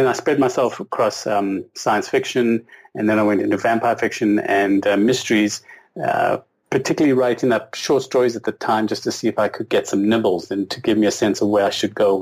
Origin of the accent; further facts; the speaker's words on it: South Africa; now in Canada; I was born and raised in South Africa under a sort of, I guess, British influence